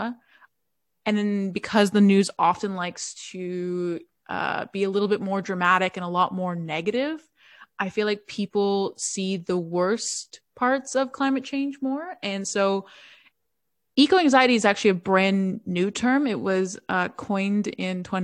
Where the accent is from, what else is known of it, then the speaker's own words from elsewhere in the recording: Toronto, Ontario, Canada; I'm from Toronto, Canada, but my family is from Italy, so I guess I'm Italian-Canadian